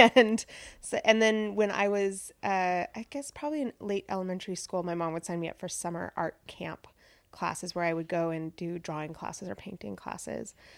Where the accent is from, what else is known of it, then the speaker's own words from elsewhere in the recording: Pasco, Washington, United States; I grew up in Pasco, Washington, which is part of the Tri-Cities in central Washington on the Columbia River.